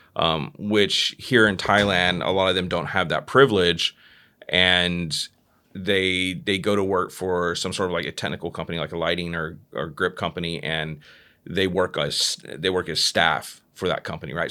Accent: Fort Worth, Texas, United States; moved away; I'm originally from from Texas, right? Mm-hmm. From Dallas, Texas. Uh, well, Fort Worth, Texas

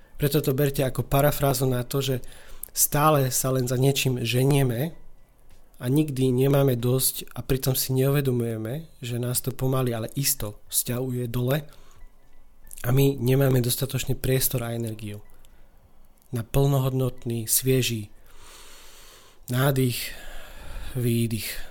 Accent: eastern Slovakia, Slovakia; U nás na východe eh, takejto situácii slangov hovoríme

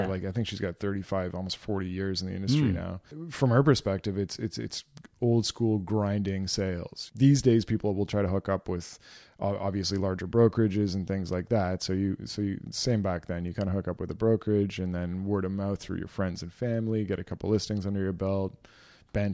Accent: Ontario, Canada; also born or lived in Edmonton, Alberta; around a lot, and she was a single mom, and we moved from Edmonton to Ontario.

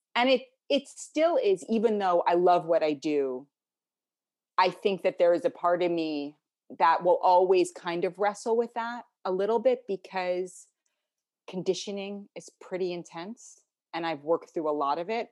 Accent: New York City, New York, United States; also born or lived in Connecticut / New Zealand; I grew up in New York City.

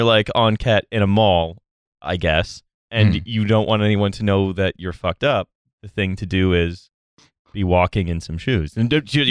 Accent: near Toronto, Ontario, Canada; I grew up near Toronto.

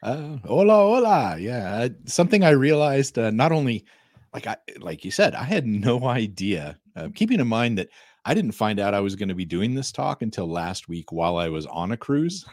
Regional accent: Arizona, United States; now in Denver, United States; I grew up in Arizona.

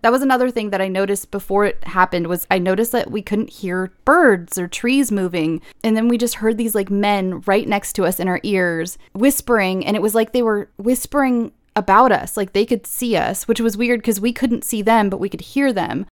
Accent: California, United States; I'm born and raised in California.

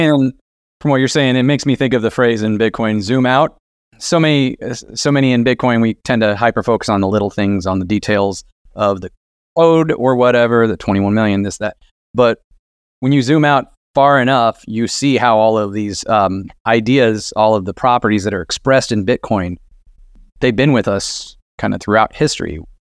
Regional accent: Illinois, United States; I'm from Central Illinois. I grew up around here. My father was a farmer.

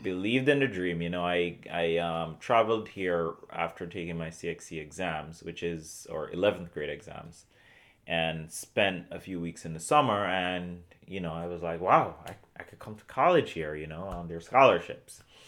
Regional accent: Portmore, Saint Catherine, Jamaica; moved away as an adult; also born or lived in Columbia, South Carolina / Hartford, Connecticut; I grew up in Portmore, Jamaica

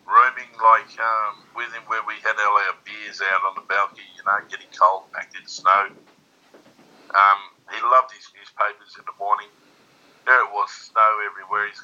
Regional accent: Australia

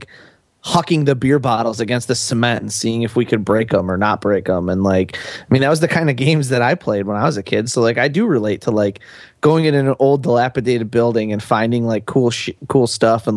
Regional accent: Buffalo, New York, United States; I grew up in Buffalo, New York, which is not an economic boon town of America.

